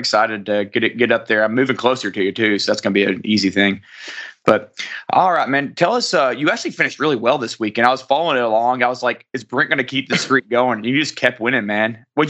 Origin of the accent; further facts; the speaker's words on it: Arkansas, United States; I'm from Arkansas